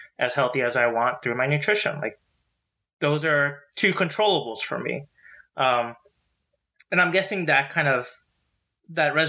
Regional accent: Westchester, New York, United States; I grew up in Westchester, New York, like very suburban white neighborhood

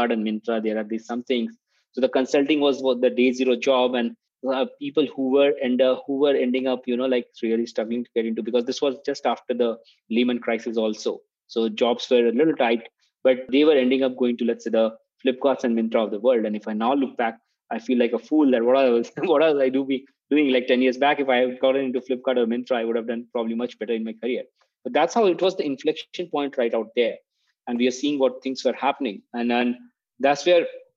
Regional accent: Patna, Bihar, India; I grew up in part of India, which is a little small little town called Patna, which is on the eastern side

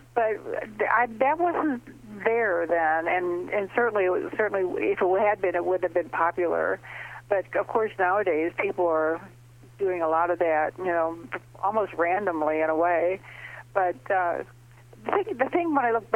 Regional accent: St. Louis, Missouri, United States; I live in St. Louis, and I grew up in St. Louis, and it's a nice Midwestern city

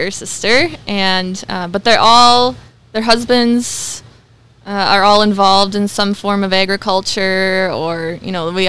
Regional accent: Sauk Centre, Minnesota, United States; born there; Sauk Centre.

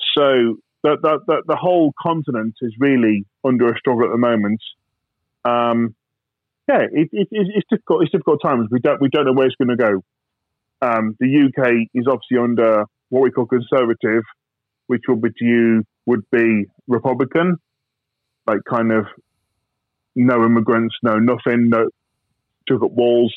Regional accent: United Kingdom; I'm British, I'm ex-soldier

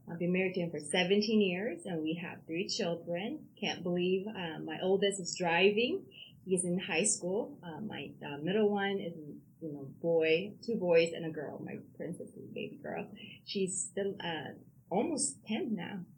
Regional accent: Busan, South Korea; born there; accent: South Korean accent; English is a second language; South Korea, Busan. So I would, that's a southern part. So I used to speak with accent, South Korean accent.

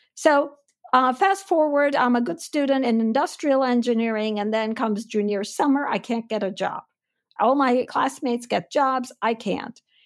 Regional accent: Istanbul, Turkey; moved away as an adult; also born or lived in Chicago / Stanford; I was born and raised in Istanbul. I'm full-blooded Armenian who grew up in Turkey.

